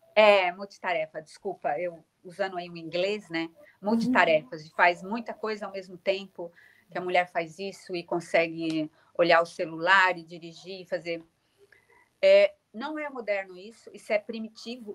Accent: São Paulo, Brazil; accent: Brazilian; moved away as an adult; now in Lisbon, Portugal; eu continuo sendo muito, sendo muito brasileira

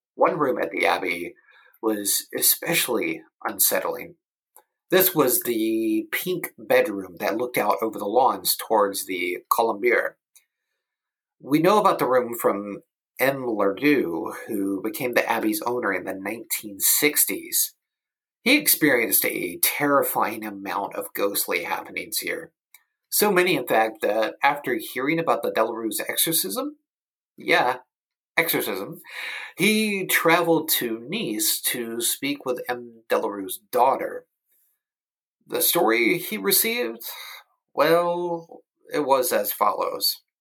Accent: United States; I am from the United States of America

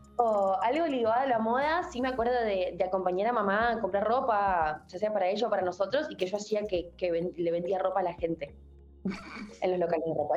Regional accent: Rafaela, Santa Fe, Argentina; yo soy de Rafaela Santa Fe

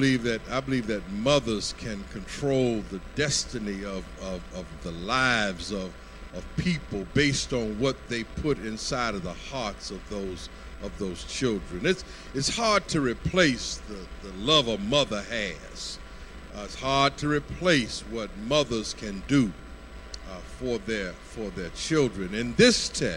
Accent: Lubbock, Texas, United States; moved away; I was born in Lubbock

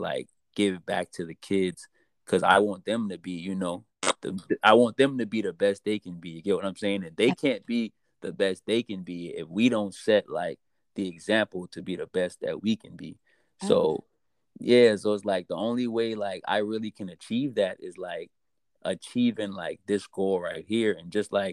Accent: Charleston, South Carolina, United States; moved away as an adult; also born or lived in Maryland; I grew up in Charleston. I lived in Maryland for a little while. I was in the Merchant Marines. Then I came back here

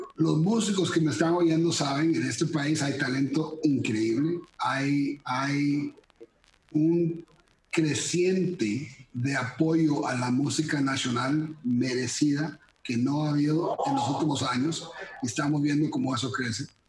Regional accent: Costa Rica; moved away as an adult; also born or lived in Miami / Kyoto / Manila / Kuala Lumpur; aunque soy tico, con esta apariencia gringo

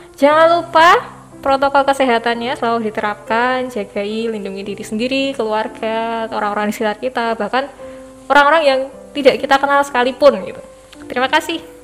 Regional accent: Indonesia; kita lahir di Indonesia sebagai warga negara Indonesia

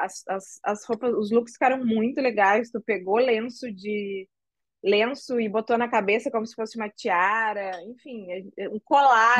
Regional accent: Rio Grande do Sul, Brazil; now in Rio de Janeiro, Brazil; Eu moro no Rio, mas eu sou gaúcha.

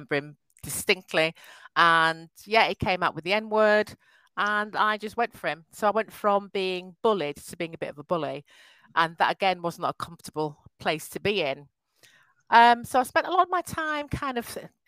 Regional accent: Yorkshire and the Humber, United Kingdom; I was born in a wonderful county called Yorkshire. My parents moved from Nigeria, so I'm of Nigerian descent

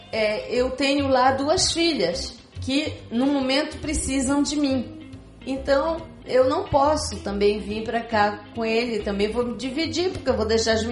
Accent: Belém, Pará, Brazil; moved away as an adult; now in Curitiba, Brazil; mas eu deixei Belém do Pará para ir para Curitiba, deixei toda a minha família lá. Só catei os três filhos e vim embora.

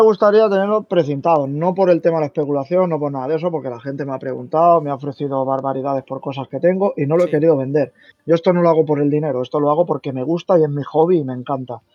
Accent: Valencia, Valencian Community, Spain; yo soy de Valencia

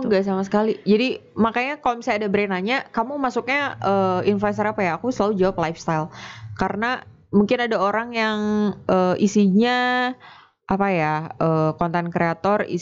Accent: Bandung, West Java, Indonesia; born there; Terus gue lahir di Bandung dan pas tahun kemarin lebaran 2019 itu gue di rumah itu bikin pempek nyobain.

